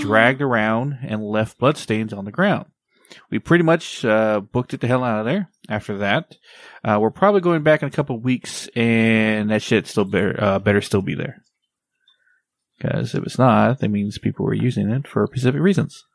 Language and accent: English; Texas, United States; my hometown, Texas